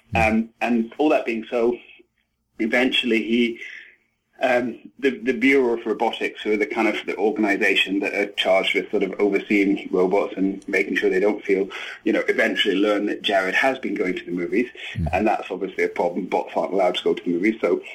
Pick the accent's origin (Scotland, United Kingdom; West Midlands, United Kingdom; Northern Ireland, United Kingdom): Scotland, United Kingdom; Edinburgh; moved away as an adult; I'm from Edinburgh in Scotland